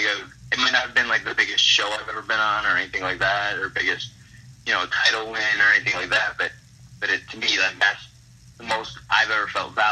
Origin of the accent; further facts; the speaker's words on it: Hazel Park, Michigan, United States; my hometown of Hazel Park, Michigan